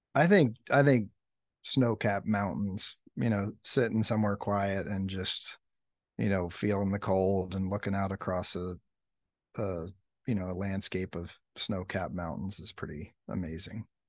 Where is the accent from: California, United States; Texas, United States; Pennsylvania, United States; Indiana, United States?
Pennsylvania, United States; Lancaster County; I grew up in, like, rural Pennsylvania, um, Lancaster County area, farmland